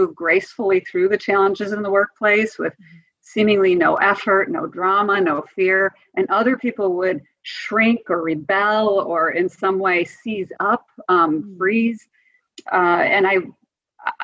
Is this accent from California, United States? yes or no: no; Wisconsin, United States; I grew up in Wisconsin